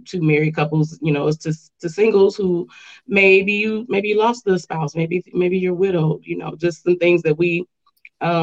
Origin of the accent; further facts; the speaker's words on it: Chicago, Illinois, United States; now in Grand Rapids, United States; I'm from Chicago, originally from the West Side.